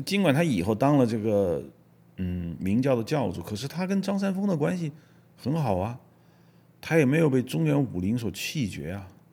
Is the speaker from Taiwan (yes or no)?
no; China; 我们作为中国人